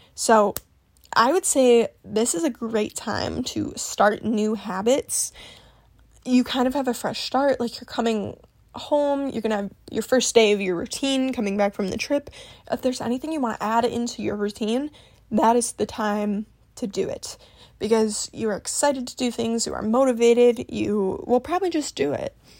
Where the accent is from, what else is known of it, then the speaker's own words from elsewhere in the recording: Midwest, United States; I'm from the Midwest